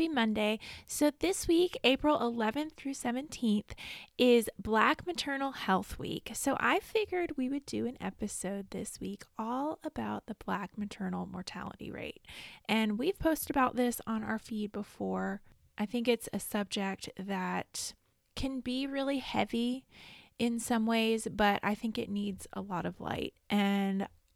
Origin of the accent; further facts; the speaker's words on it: North Carolina, United States; also born or lived in Raleigh; University of North Carolina, Chapel Hill. Woohoo! My home state. Well, I'm not in Chapel Hill. I'm in Raleigh